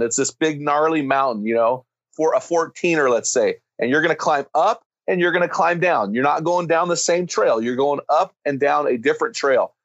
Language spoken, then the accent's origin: English; United States; I'm an American